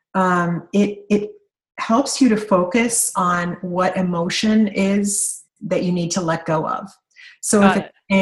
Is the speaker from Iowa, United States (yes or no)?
no; Kentucky, United States; I'm from Kentucky.